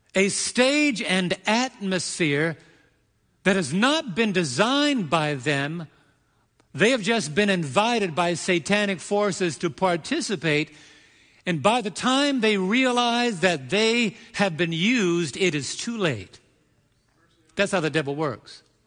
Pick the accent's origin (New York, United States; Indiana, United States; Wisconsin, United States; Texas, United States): New York, United States; the energetic New Yorker that I can be